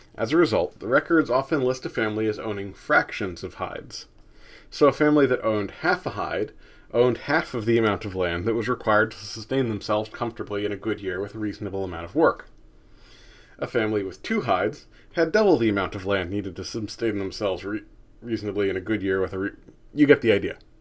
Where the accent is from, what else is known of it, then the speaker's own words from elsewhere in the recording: United States; as an American